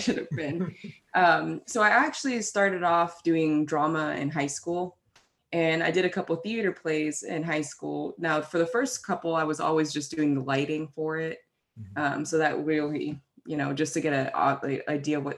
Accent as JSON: {"language": "English", "region": "London", "country": "United Kingdom", "tie": "born or raised there", "moved": "yes", "lives_now": "United States", "said": "I actually am from England. I was actually born in Fulham, London, England."}